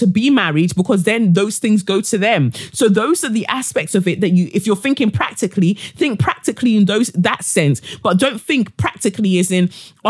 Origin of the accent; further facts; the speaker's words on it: Nigeria; within my culture, being a Nigerian